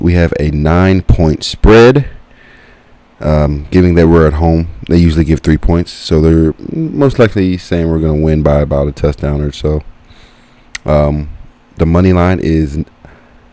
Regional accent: Kansas City, Missouri, United States; I'm from Kansas City. Kansas City, Missouri. Not the other state, Kansas

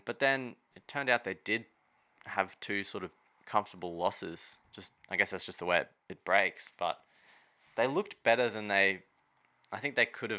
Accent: Redcliffe, Queensland, Australia; I was born in Redcliffe

